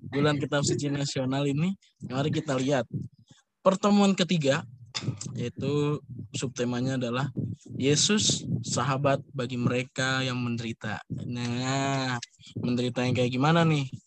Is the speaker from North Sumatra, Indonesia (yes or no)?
no; Surabaya, East Java, Indonesia; saya emang orang Surabaya.